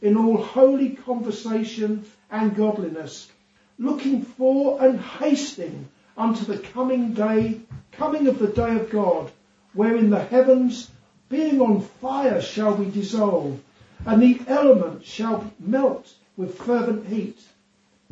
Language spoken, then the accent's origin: English; England, United Kingdom; now in Isle of Man; I'm English